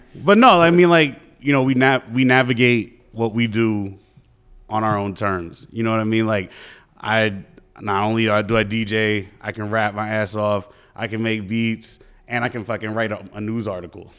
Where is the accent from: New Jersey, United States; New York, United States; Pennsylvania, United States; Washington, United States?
New York, United States; New York City; moved away as an adult; also born or lived in Fayetteville, North Carolina; now in Raleigh, United States; I'm from the Bronx